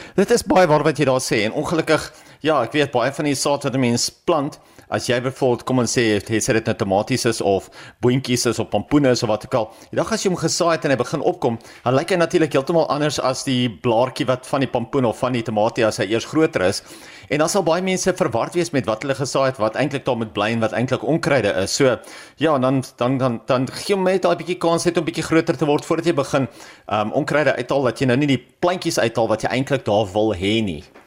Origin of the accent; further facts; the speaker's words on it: South Africa; ons as Suid-Afrikaners